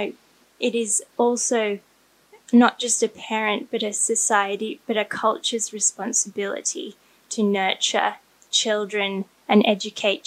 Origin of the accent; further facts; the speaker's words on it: Australia; I grew up in Australia, so it's a very modern culture.